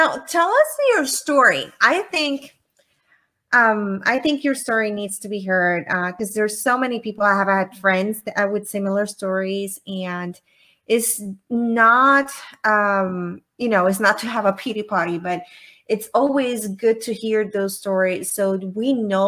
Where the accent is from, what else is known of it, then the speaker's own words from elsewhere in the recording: Puerto Rico; moved away; I'm originally from Puerto Rico.